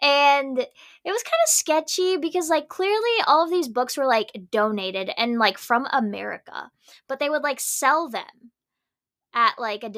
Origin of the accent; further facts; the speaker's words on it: Philippines; moved away; Like, I grew up in the Philippines, was raised in the Philippines, don't know a lot of Filipino.